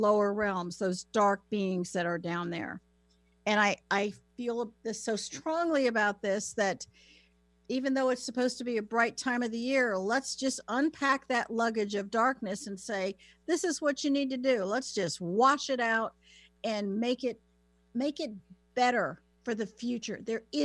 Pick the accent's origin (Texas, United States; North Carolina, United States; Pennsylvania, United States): North Carolina, United States; accent: Southern; moved away; I grew up in North Carolina. It's a beautiful place to grow up and to live. I just don't live there.